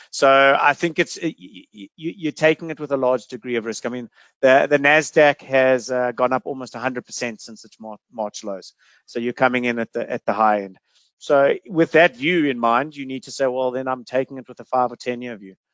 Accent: South Africa; I think as a South African, you should look to try and have you know half of your investable cash offshore.

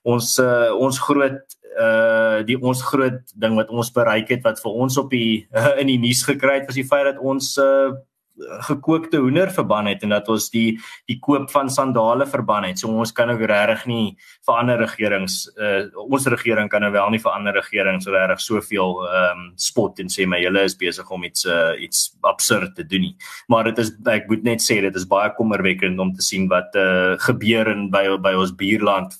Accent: South Africa; ons is die Afrikaner veral maar Suid-Afrikaners oor die algemeen

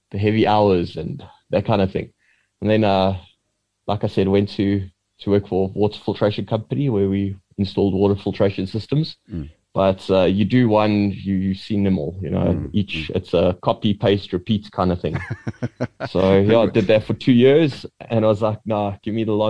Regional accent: Edenvale, Gauteng, South Africa; I'm from Johannesburg, Edenvale to be exact.

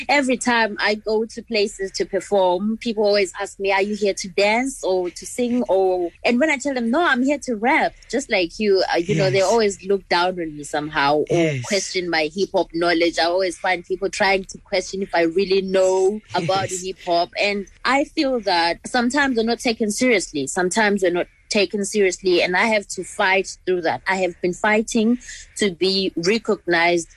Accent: Zimbabwe; in Zimbabwe, in my society

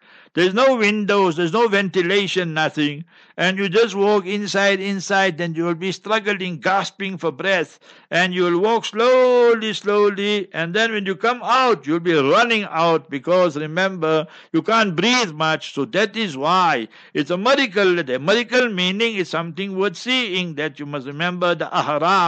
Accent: South Africa; I'm from South Africa

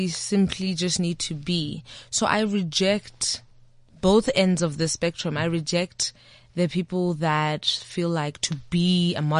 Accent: South Africa; I'm South African.

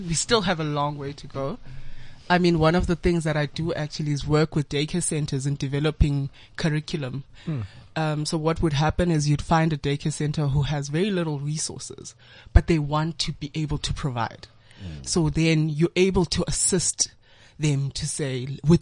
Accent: Soweto, Gauteng, South Africa; having grown up in a bit of like Soweto, a huge part of my life in Soweto

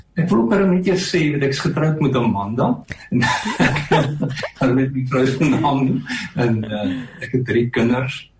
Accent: Stilfontein, North West, South Africa; moved away as an adult; also born or lived in Potchefstroom / Pretoria / Melkbosstrand; ek het in Stilfontein in Klerksdorp groot geword

